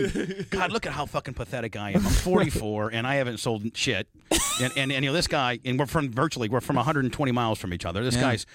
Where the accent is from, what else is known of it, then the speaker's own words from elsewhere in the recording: Indiana, United States; Growing up, you know, 2 years within me, growing up in Indiana, wanted to get your opinion on this guy.